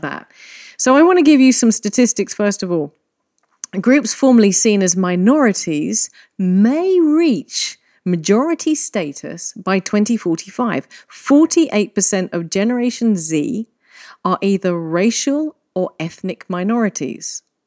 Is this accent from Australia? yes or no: no; England, United Kingdom; now in Malta; I'm English